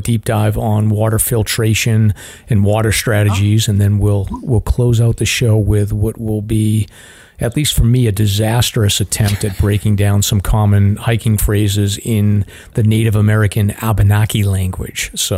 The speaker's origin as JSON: {"language": "English", "country": "Ireland", "said": "I'm an Irishman, so I'm no good."}